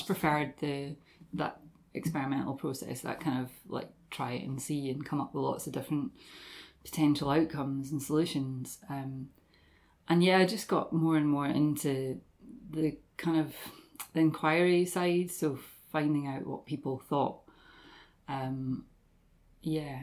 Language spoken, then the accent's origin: English; Dundee, Scotland, United Kingdom; also born or lived in Aberdeen; I grew up in Dundee, originally from here, from Stubswell, Stobie area